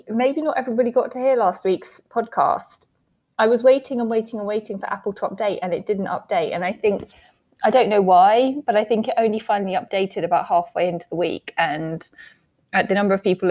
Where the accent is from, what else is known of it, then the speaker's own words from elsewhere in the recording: England, United Kingdom; accent: English; my random English accent